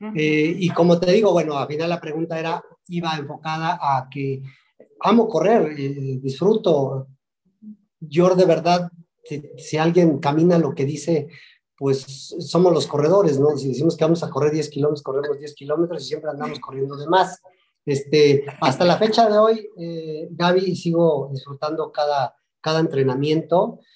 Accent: Tecomate, Veracruz, Mexico; also born or lived in Zacatlán de las Manzanas, Puebla; Nací en Zacatlán de las Manzanas y bueno, pues, pero crecí en el, norte de Veracruz, en, Tecomate

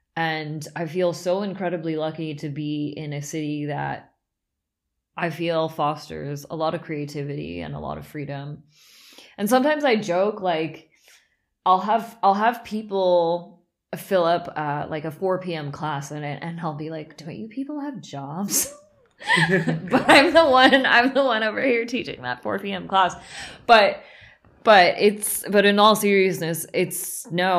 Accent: Southern California, United States; moved away as an adult; also born or lived in San Francisco, United States; now in Berlin, Germany; I grew up in Southern California

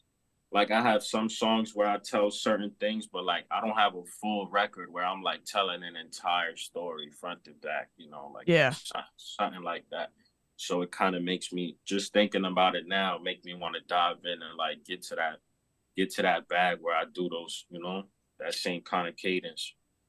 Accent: Corona, New York, United States; Because I'm from Corona. They're like the only rappers that blew up in Corona like that.

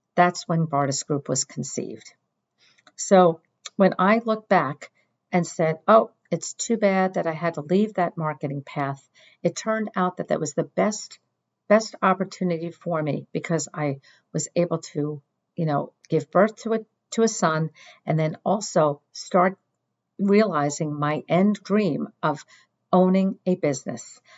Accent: Northeast, United States; also born or lived in Washington, D.C.; since I was born and bred in the Northeast, I didn't want to move.

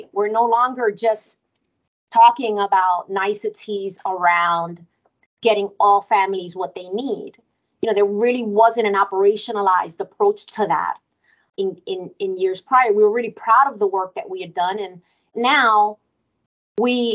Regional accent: Newark, New Jersey, United States; English is a second language; as a child going to school in Newark. I'm a Newark public school kiddo, and I went to Roberto Clemente, and I didn't speak English

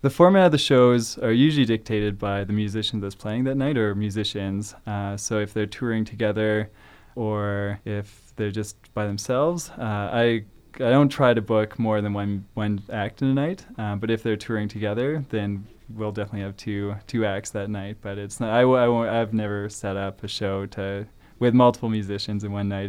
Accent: Calgary, Alberta, Canada; moved away as an adult; now in Prince George, Canada; I grew up in Calgary

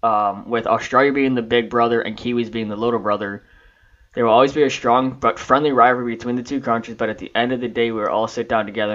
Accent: Illinois, United States; I'm from Illinois.

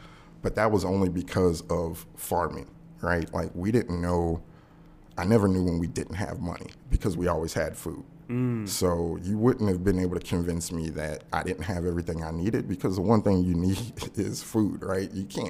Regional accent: Louisville, Kentucky, United States; You know, I'm from Louisville, Kentucky.

